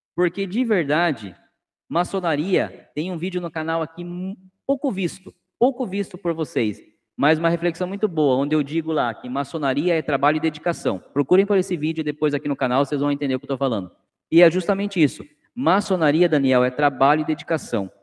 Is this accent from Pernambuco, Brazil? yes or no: no; Cananéia, São Paulo, Brazil; now in Sorocaba, Brazil; minha terra natal tem aí de vocês, né? Como eu já disse, eu sou de Cananéia